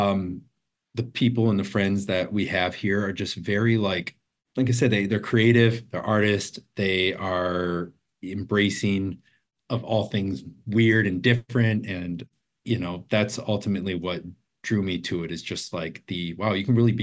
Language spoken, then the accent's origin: English; Wisconsin, United States; also born or lived in Chicago / Los Angeles; now in Portland, United States; I'm from Wisconsin originally